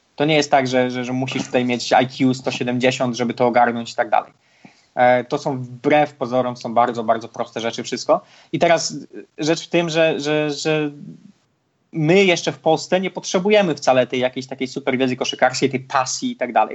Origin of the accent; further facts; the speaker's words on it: Poland; moved away; człowieka z małego miasteczka, jakim ja jestem z Polski